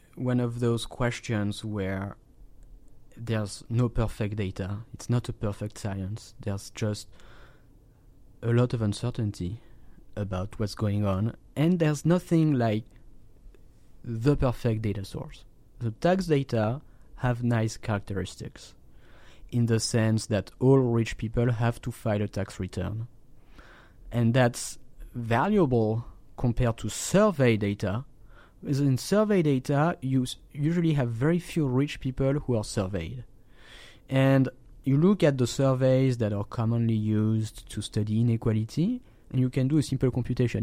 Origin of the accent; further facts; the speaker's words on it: France; my home country, in, in, in France